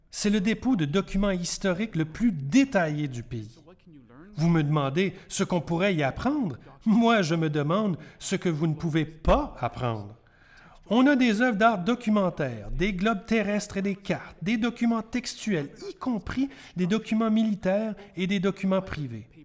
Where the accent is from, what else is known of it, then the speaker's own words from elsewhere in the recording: Canada; Vous pouvez vous demander, en tant que Canadien, pourquoi c'est important pour moi pourquoi c'est important d'être Canadien et pourquoi notre histoire est importante.